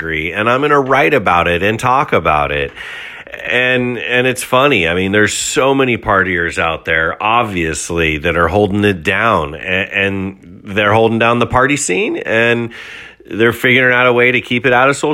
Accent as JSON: {"language": "English", "town": "San Jose", "region": "California", "country": "United States", "tie": "born or raised there", "said": "I'm in San Jose, California, born and raised"}